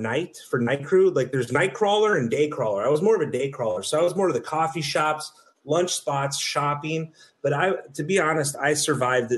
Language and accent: English; Chicago, Illinois, United States; moved away; I grew up in Chicago